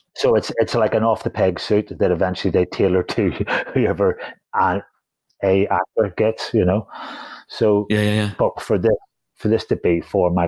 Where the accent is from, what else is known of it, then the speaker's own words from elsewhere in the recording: Holywood, Northern Ireland, United Kingdom; I'm from Hollywood, so that's down the road